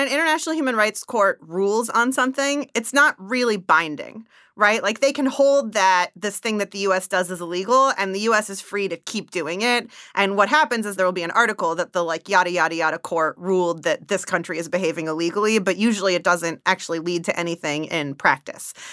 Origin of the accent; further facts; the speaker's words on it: Bay Area, California, United States; also born or lived in Zimbabwe; I grew up in the Bay Area.